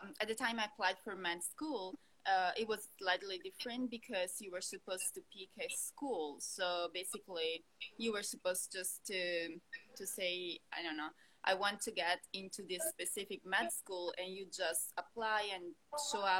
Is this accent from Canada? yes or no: no; Italy; moved away as an adult; now in Los Angeles, United States; I'm a doctor from Italy, and I'm an ophthalmologist from Italy, and right now I'm based in LA for my fellowship.